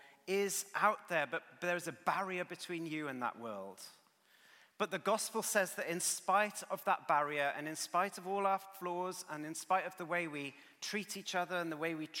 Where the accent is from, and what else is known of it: United Kingdom